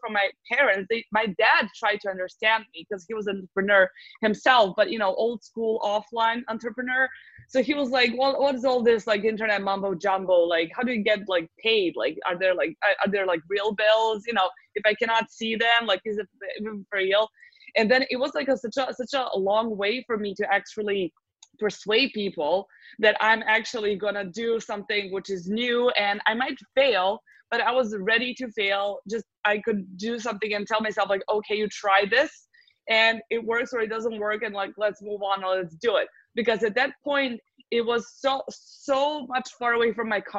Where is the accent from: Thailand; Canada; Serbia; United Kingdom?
Serbia; also born or lived in United States; I come from Serbia, from the Southeast Europe.